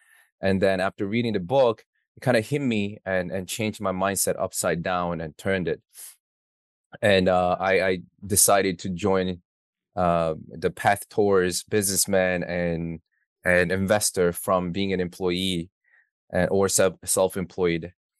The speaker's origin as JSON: {"language": "English", "town": "New York City", "region": "New York", "country": "United States", "said": "So I'm from New York City."}